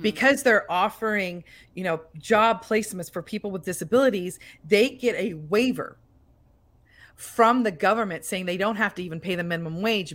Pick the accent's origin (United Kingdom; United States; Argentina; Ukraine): United States; we're from America